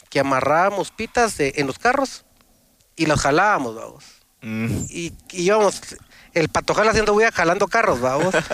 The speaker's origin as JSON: {"language": "Spanish", "town": "San Pedro Carchá", "region": "Alta Verapaz", "country": "Guatemala", "tie": "born or raised there", "also_born_or_lived": "Cobán", "said": "mi infancia yo la tomo que viví en Cobán. Ah, Crecí en Cobán, soy puro cobanero. y más que cobanero, hombre pez, que soy de San Pedro Carchá, un municipio de, de Cobán"}